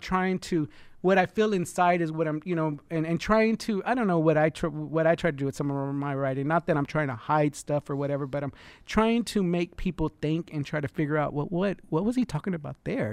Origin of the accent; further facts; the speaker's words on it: Freeport, Texas, United States; also born or lived in Houston, Texas / Dallas, Texas / California; And then in seventy-three, we moved to Freeport, Texas